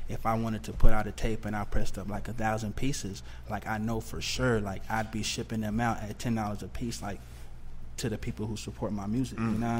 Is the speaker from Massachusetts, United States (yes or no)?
no; Texas, United States; me being from Texas